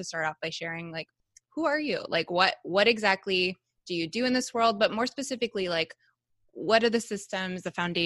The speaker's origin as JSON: {"language": "English", "town": "Toronto", "region": "Ontario", "country": "Canada", "moved": "as an adult", "lives_now": "Chicago, United States", "said": "I'm from Canada"}